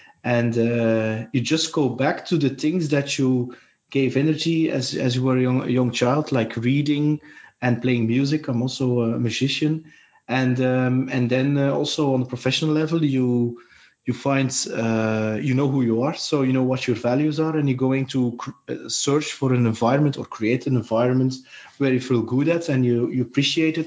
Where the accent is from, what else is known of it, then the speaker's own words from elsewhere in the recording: Belgium; I'm from Belgium